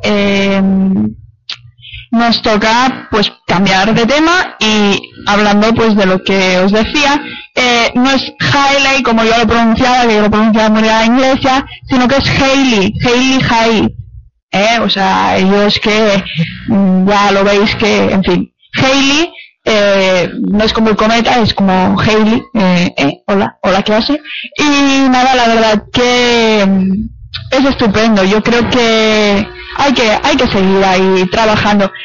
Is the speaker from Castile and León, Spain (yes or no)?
no; Barcelona, Catalonia, Spain; también soy de Barcelona